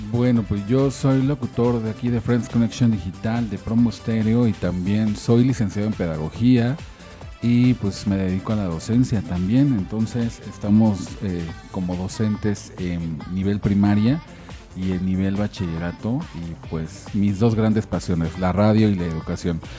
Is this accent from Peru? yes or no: no; Mexico City, Mexico; soy chilango, Nací aquí en la Ciudad de México